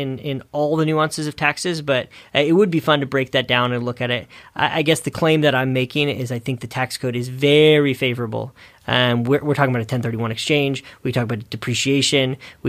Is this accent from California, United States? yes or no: yes; California, United States; Sorry, I'm from the Bay Area.